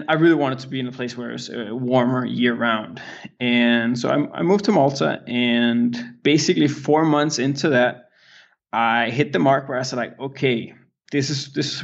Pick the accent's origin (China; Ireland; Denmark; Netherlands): Denmark; English is a second language; I'm born and raised in Denmark